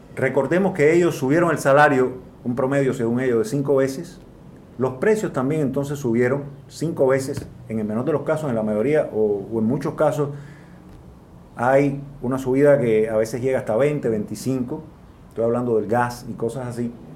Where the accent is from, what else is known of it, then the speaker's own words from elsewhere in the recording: Cuba; las personas que nos oponemos al Partido Comunista de Cuba